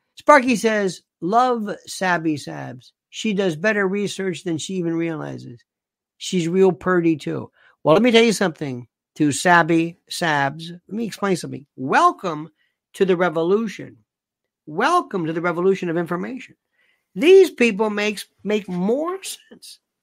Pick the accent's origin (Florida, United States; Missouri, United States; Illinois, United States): Florida, United States; growing up in Florida, a lot of people talk like